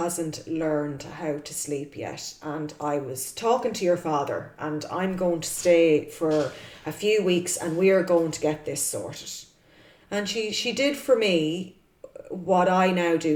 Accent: Cavan, Ulster, Ireland; moved away; I'm originally from Cavan

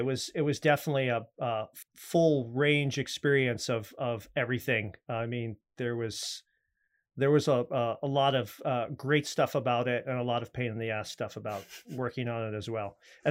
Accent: New York, United States; also born or lived in Maryland / Virginia / Austin, Texas; now in Los Angeles, United States; Well, I'm East Coast originally, New York, Maryland, Virginia, different points of my growing up, of my childhood. And then I went to school for film out in Austin, Texas. And then I packed up a U-Haul and moved out here to make my fortune.

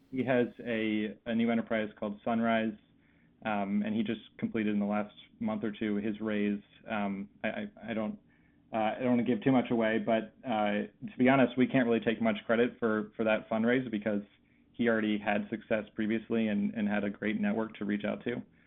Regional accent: Philadelphia, Pennsylvania, United States; I grew up in the Philadelphia area, uh, and after college, I came back home

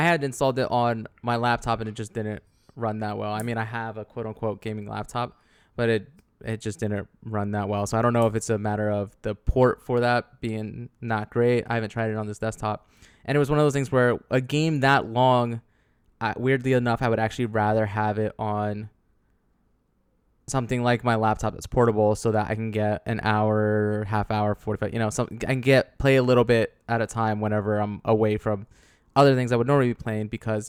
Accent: New Jersey, United States; So, growing up in Jersey.

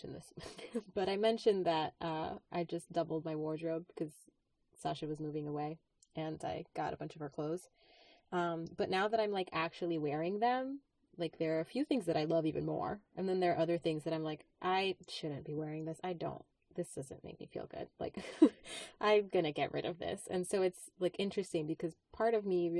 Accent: New York, United States; moved away; I grew up in New York

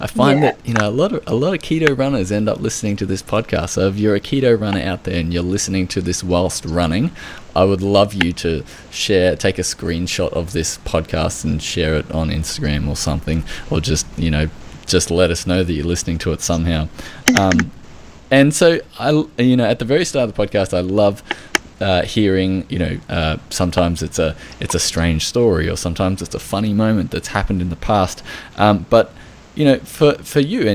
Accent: Australia

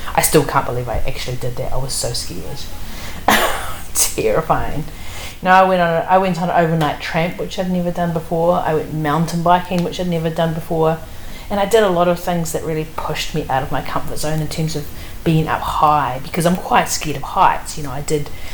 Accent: Wellington, New Zealand; I'm from Wellington, and Wellington is you know it's raining for much of the year.

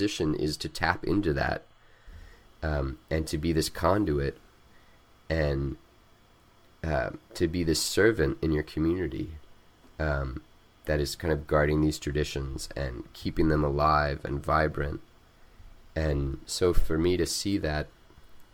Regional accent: Missouri, United States; also born or lived in Mexico; now in Charlottesville, United States; growing up in Missouri

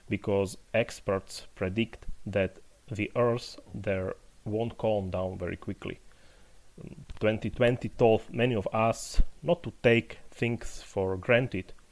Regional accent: Poprad, Prešov Region, Slovakia; staying in Slovakia, now in my hometown of Poprad, below the High Tatras, with my family and my puppy.

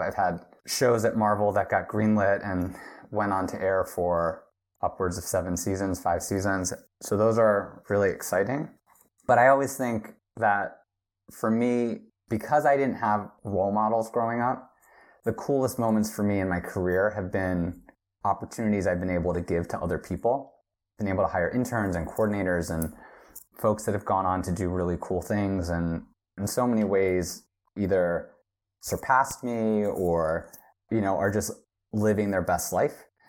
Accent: right outside Philadelphia, Pennsylvania, United States; moved away as an adult; also born or lived in Los Angeles; now in South Korea; I grew up right outside Philadelphia

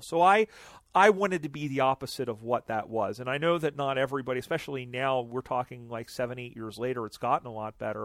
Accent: United States; I'm American

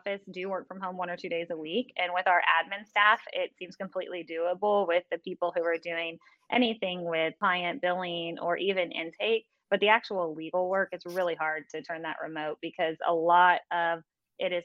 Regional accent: Texas, United States; now in Georgia, United States; I'm originally from Texas

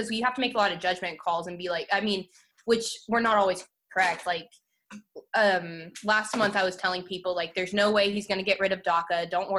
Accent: Texas, United States; moved away; I'm actually from Texas originally.

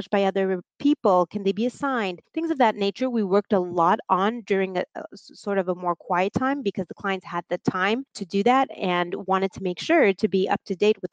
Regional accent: Marseille, Provence-Alpes-Côte d'Azur, France; moved away as an adult; now in New York City, United States; I am originally from the south of France. I was born and raised in Marseille.

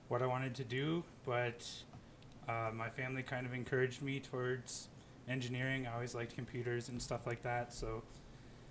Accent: Hillsdale County, southern Michigan, United States; moved away as an adult; also born or lived in Detroit, Michigan; now in Aurora, United States; I'm from Hillsdale County, if you know where that is, southern Michigan

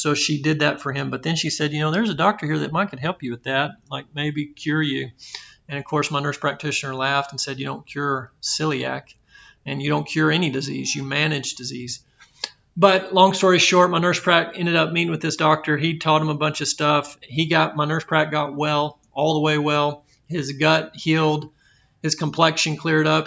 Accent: Belton, Texas, United States; I was born and raised in Texas, in Central Texas, in Belton

